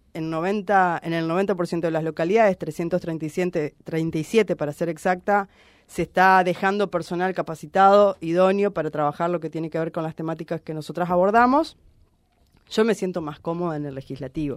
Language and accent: Spanish; Reconquista, Santa Fe, Argentina; Reconquista es el, lugar donde yo nací, crecí, elegí para vivir toda mi vida